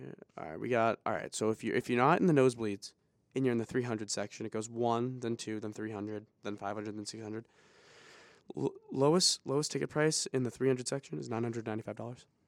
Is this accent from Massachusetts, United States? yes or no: yes; Boston, Massachusetts, United States; we're from Boston